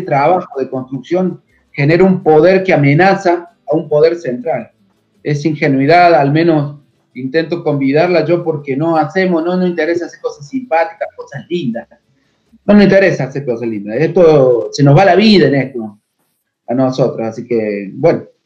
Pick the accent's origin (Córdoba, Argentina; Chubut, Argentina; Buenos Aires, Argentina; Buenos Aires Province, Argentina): Córdoba, Argentina; a town about 100 km from Córdoba city, Argentina; born or raised there